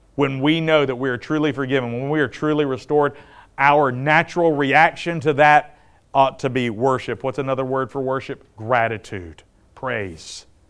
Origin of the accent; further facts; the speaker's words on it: the South, United States; I grew up in the South